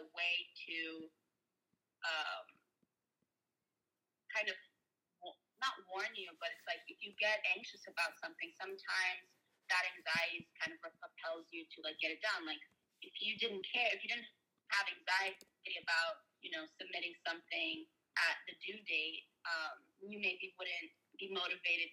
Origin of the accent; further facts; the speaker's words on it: Brazil; moved away; growing up in Brazil